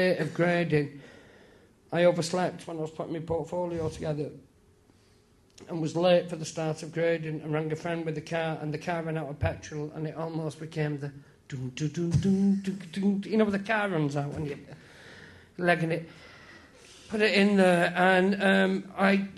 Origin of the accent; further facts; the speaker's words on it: St Helens, North West England, United Kingdom; moved away as an adult; also born or lived in London; I'm from St. Helens